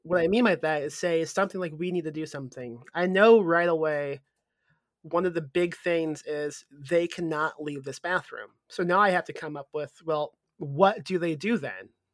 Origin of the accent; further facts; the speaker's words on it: Midwest, United States; now in San Antonio, United States; I'm from the Midwest, and we had snow like it w, was when I was a kid in the Midwest